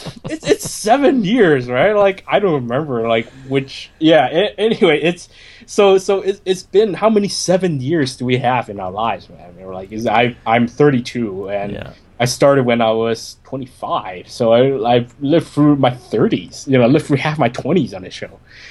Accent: Hong Kong; I love Hong Kong cinema just because it is my hometown cinema

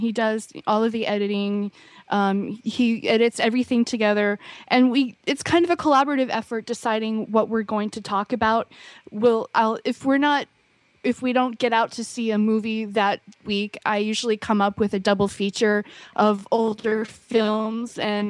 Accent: East Coast, United States; now in Hawaii, United States; … was born and raised here, and I came from the East Coast in 1993.

